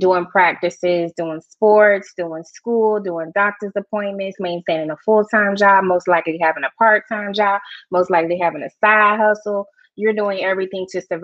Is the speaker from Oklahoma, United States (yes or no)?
no; Georgia, United States; I'm a Georgia peach